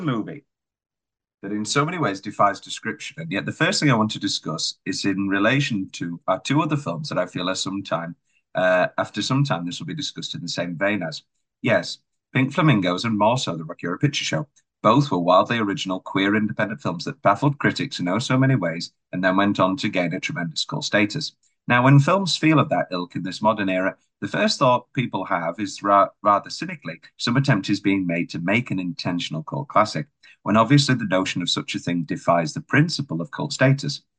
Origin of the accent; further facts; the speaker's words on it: United Kingdom; we're British